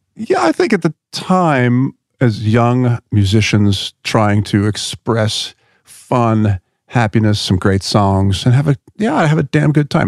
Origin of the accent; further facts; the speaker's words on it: Philadelphia, Pennsylvania, United States; I grew up in Philadelphia